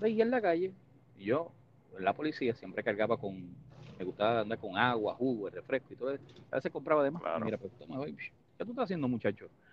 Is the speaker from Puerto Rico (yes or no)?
yes; Puerto Rico; gracias a Estados Unidos no somos Cuba, no somos Haití, no somos República Dominicana.